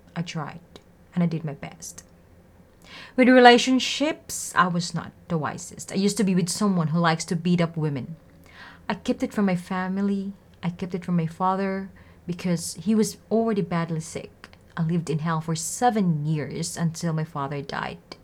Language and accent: English; Philippines; I'm from Philippines